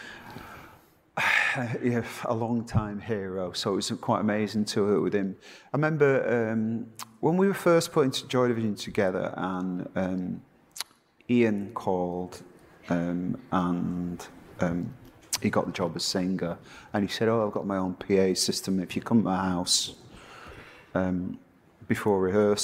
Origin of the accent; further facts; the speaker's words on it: Salford, North West England, United Kingdom; I grew up in Salford